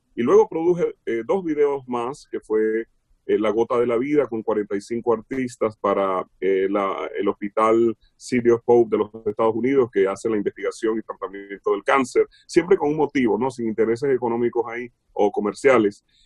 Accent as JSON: {"language": "Spanish", "country": "Venezuela", "moved": "as an adult", "lives_now": "Los Angeles, United States", "said": "Trabajé mucho en estaciones de radio en Venezuela, fui asesor de compañías allá de radio, muy jovencito, ¿no? A los 15, 16. Yo salí de Venezuela como a los 20"}